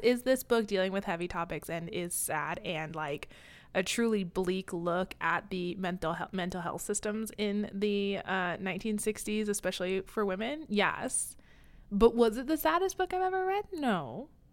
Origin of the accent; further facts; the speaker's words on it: Kansas, United States; I grew up in Kansas